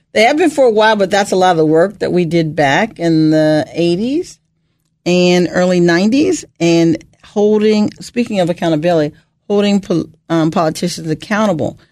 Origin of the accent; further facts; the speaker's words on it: Bethesda, Maryland, United States; also born or lived in Ohio / Rockville, Maryland; I grew up in Bethesda, Maryland.